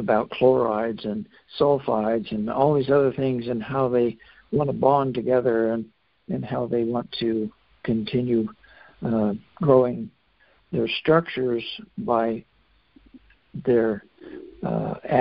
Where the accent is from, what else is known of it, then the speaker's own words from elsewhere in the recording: Fairbanks, Alaska, United States; I grew up in Fairbanks